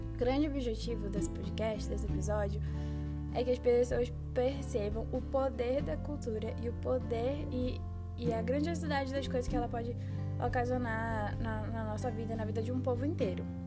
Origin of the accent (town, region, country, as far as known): Belém, Pará, Brazil; born or raised there